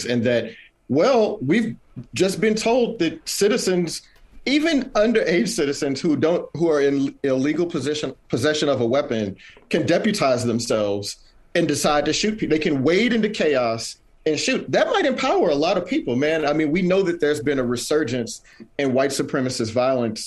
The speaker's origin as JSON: {"language": "English", "region": "Texas", "country": "United States", "moved": "yes", "said": "I'm originally from Texas"}